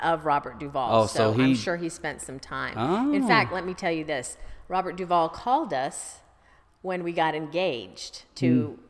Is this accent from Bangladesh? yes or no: yes; Bangladesh; born there; Okay, so I was born in Bangladesh.